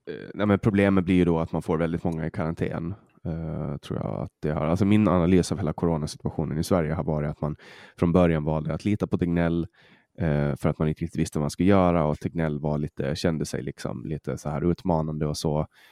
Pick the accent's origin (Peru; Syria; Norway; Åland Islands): Åland Islands; accent: Åland Swedish; now in Sweden; vi ålänningar